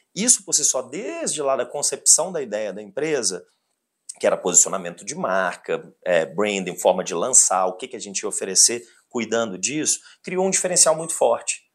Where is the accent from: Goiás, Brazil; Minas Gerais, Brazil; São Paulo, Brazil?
Minas Gerais, Brazil; Belo Horizonte; Se eu sou mineiro, se eu sou Belo Horizontino